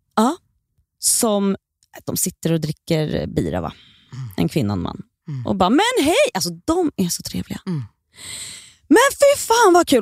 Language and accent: Swedish; Stockholm, Stockholm County, Sweden; jag är uppväxt i Bredäng också, men där mm. är jag hela tiden. Ja. Jag, där har jag varit sedan jag föddes tills idag